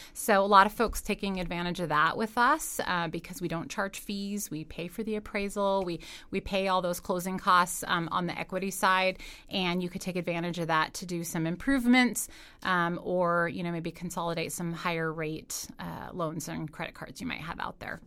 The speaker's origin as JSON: {"language": "English", "town": "Carson City", "region": "Nevada", "country": "United States", "tie": "born or raised there", "said": "I grew up in Carson City, so, uh, know a lot of folks around town"}